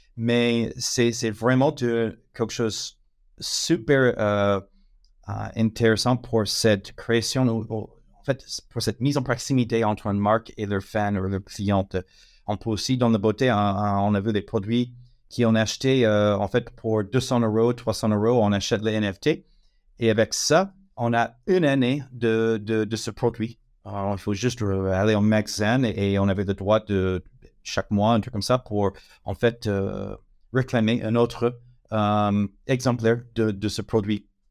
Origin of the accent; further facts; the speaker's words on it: United States; accent: American; French is a second language; now in France; je suis américaine, euh, ça c'est l'accent, mais ça fait un moment que je suis en France